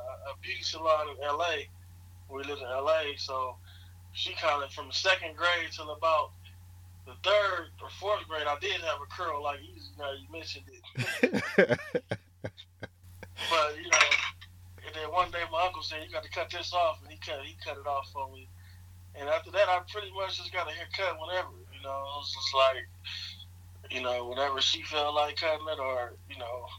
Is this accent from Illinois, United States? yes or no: no; Los Angeles, California, United States; also born or lived in San Bernardino, California; I was born in Los Angeles, California. Lived there until maybe my teenage years and moved to San Bernardino, California